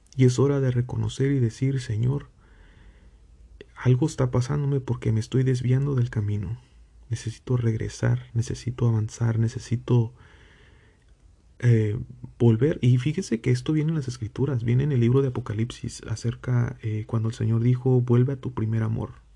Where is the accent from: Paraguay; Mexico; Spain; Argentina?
Mexico; yo que provengo de México